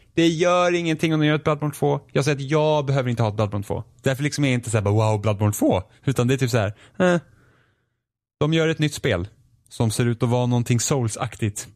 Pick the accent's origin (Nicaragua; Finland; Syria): Finland; Jag är finne